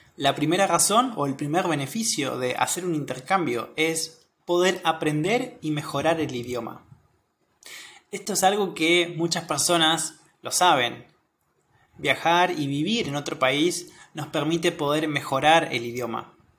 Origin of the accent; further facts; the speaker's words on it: Argentina; soy de Argentina